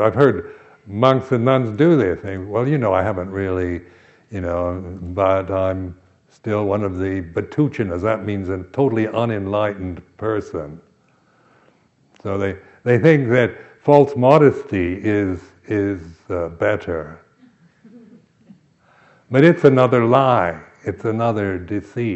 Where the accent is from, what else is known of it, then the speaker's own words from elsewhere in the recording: United States; I am American